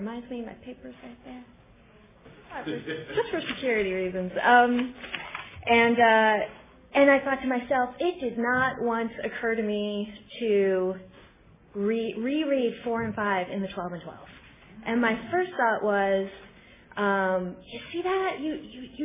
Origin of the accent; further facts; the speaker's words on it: Albany, New York, United States; now in Los Angeles, United States; I live in LA right now, and I'm from Albany, New York